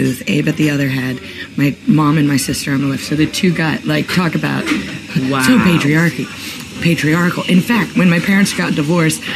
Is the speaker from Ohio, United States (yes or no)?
yes; Ohio, United States; I grew up in Ohio